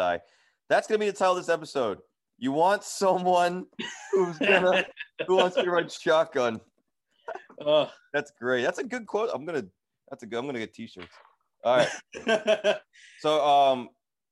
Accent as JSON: {"language": "English", "town": "Edison", "region": "New Jersey", "country": "United States", "tie": "born or raised there", "said": "I grew up in Edison, New Jersey"}